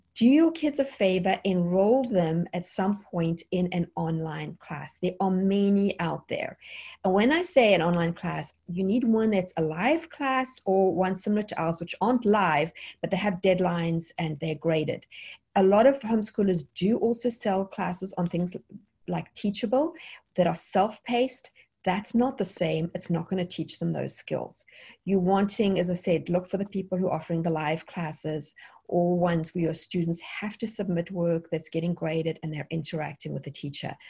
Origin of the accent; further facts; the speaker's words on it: South Africa; moved away as an adult; now in United States; I am South African. Originally, we have been in America now since 2003 in the United States.